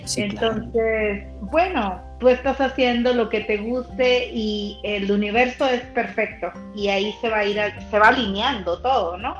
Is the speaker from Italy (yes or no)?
no; Mexico; soy mexicana